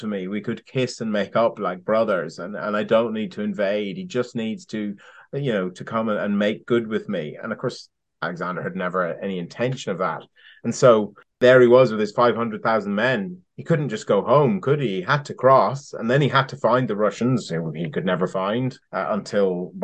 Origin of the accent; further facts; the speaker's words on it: Ireland; now in United Kingdom; I'm Irish.